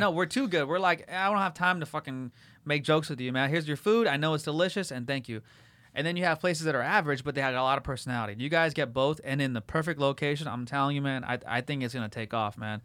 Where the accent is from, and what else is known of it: La Habra, California, United States; born or raised there; also born or lived in Whittier / Fullerton